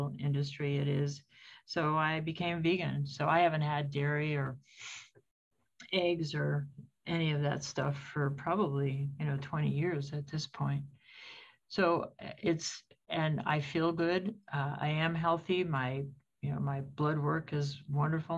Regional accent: United States

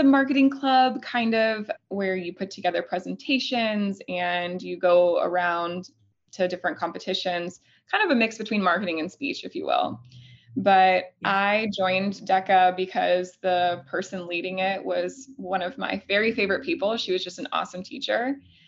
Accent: Elkhorn, Nebraska, United States; I'm originally from Elkhorn, Nebraska

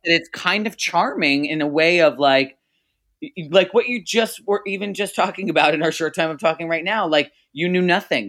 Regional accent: New Jersey, United States; I was born and raised in New Jersey

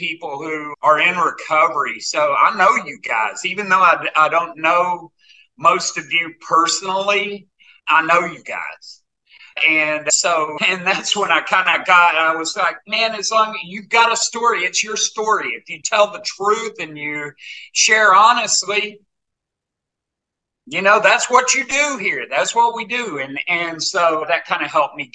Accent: Arkansas, United States; also born or lived in Northern California / Boulder, Colorado; I was born and raised in Arkansas. I've been here most of my life.

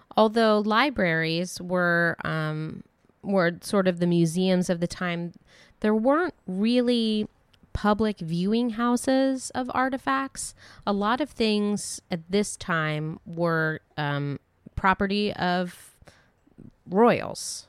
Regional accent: Dayton, Ohio, United States; growing up in Dayton, Ohio

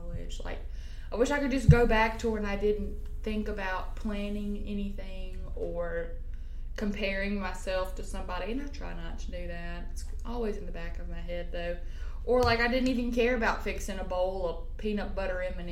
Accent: Grenada, Mississippi, United States; I'm from Grenada, Mississippi.

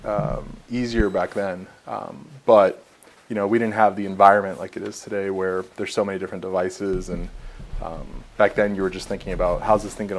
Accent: Miami, Florida, United States; moved away as an adult; now in Atlanta, United States; I'm actually originally from Miami. Like you said, I'm now in Atlanta

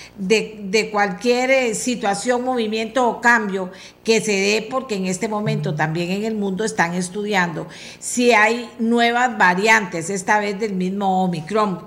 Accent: Costa Rica; todos como comunidad costarricense

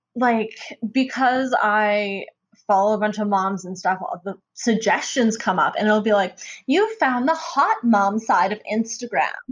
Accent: Calgary, Alberta, Canada; I'm from Calgary, Alberta

